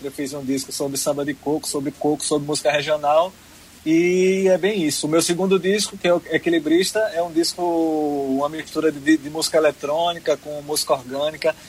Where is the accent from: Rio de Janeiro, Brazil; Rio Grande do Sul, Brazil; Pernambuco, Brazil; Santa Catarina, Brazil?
Pernambuco, Brazil; Arcoverde; also born or lived in Olinda; now in Recife, Brazil; nasci em Arco Verde, na terra de Leirinha